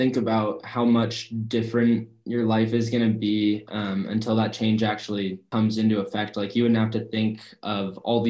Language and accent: English; Mercer Island, Washington, United States; I think that growing up on Mercer Island